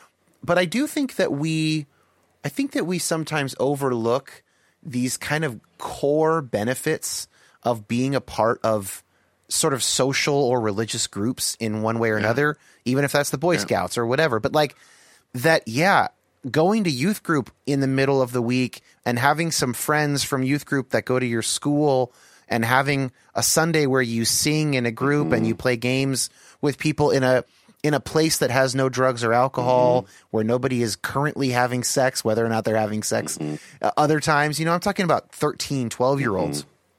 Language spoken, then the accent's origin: English; California, United States; I was raised in California, in the Bay Area